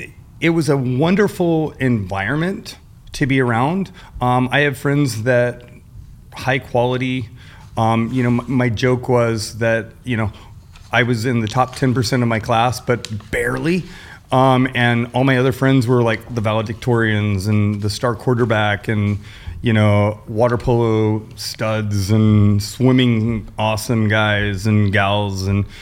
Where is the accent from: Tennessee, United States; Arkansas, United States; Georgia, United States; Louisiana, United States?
Georgia, United States; Atlanta; born there; also born or lived in Washington, D.C. / Marion, Illinois / Leavenworth, Kansas; So I was born in Atlanta, Georgia.